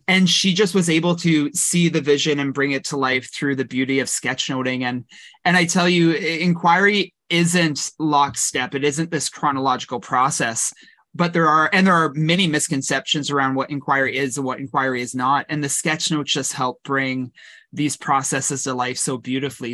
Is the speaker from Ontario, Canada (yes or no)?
no; Kelowna, British Columbia, Canada; also born or lived in Victoria, British Columbia; I grew up in the Okanagan in Kelowna.